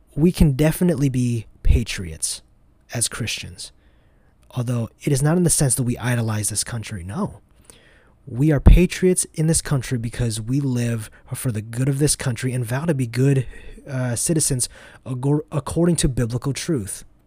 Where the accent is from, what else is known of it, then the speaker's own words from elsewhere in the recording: United States; I grew up in the United States and not Vietnam